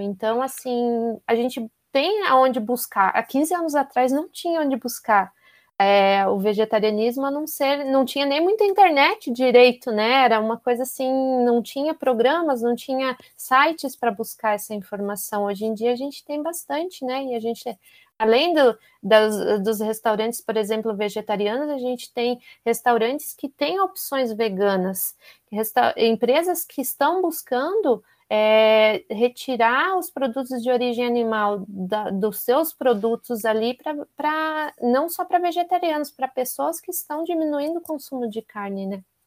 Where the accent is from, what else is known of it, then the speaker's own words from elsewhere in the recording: Curitiba, Paraná, Brazil; moved away as an adult; now in São Paulo, Brazil; eu sou de Curitiba, mas moro aqui